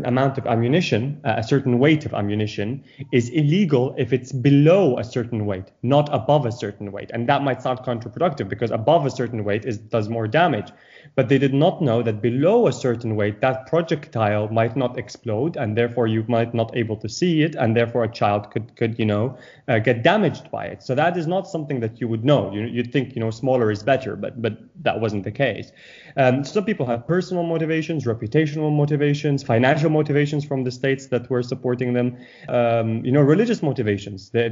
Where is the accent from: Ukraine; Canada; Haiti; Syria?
Syria; now in United Kingdom; the people that are suffering in my home country